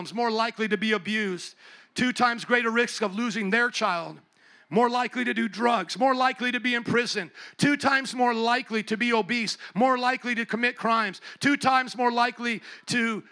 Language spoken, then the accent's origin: English; Chicago, Illinois, United States; where are you from? I said, Chicago